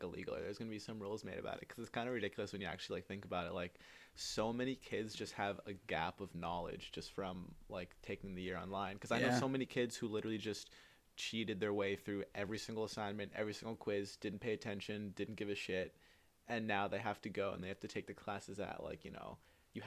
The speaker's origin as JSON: {"language": "English", "town": "Georgetown", "region": "Massachusetts", "country": "United States", "tie": "born or raised there", "said": "the whole school system in Georgetown, because I'm from Georgetown."}